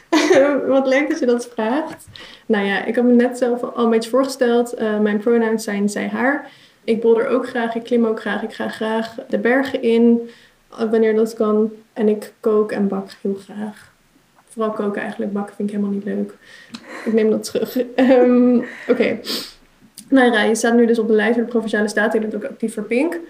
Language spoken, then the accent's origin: Dutch; Utrecht, Netherlands; ik kom uit Utrecht